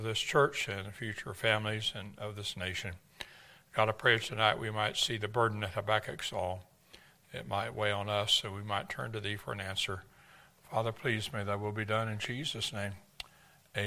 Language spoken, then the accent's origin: English; Texas, United States; I'm from Texas